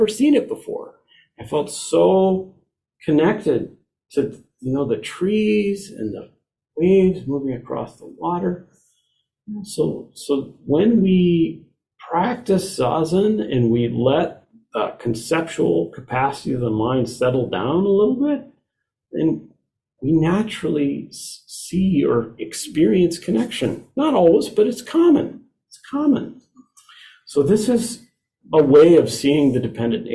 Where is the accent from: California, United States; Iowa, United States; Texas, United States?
Iowa, United States; I was raised in Iowa, sorry, raised in Iowa